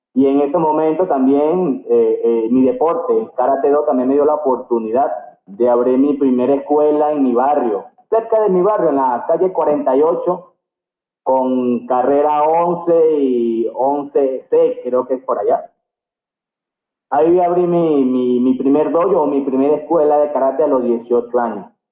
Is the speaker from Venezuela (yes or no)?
yes; Venezuela; moved away as an adult; also born or lived in Cartagena, Colombia; soy venezolano con orgullo